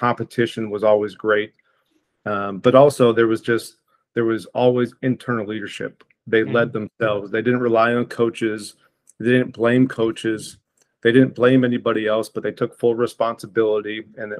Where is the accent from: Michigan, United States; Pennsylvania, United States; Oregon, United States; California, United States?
Oregon, United States; Portland; also born or lived in Idaho; from Portland, Oregon originally